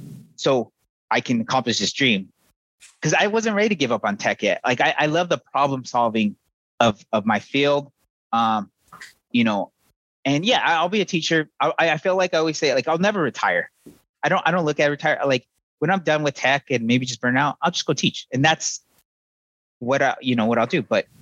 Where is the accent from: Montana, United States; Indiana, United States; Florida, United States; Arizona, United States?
Arizona, United States; I'm from Navajo Nation, the upper corner of Arizona. So we're probably as far apart as you can become where we're from.